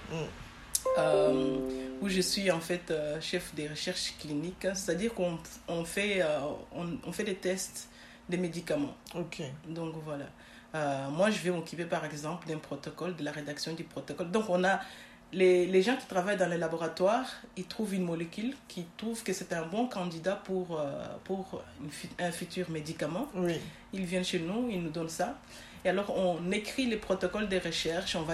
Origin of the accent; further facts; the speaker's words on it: Schaerbeek, Brussels-Capital Region, Belgium; also born or lived in Congo; Je suis née au Congo, donc jusqu'à mes 12 ans. Je suis venue en Belgique à mes 12 ans avec ma famille.